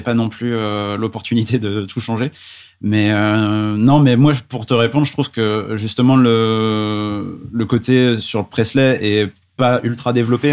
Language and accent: French; Paris, Île-de-France, France; en tant que Parisien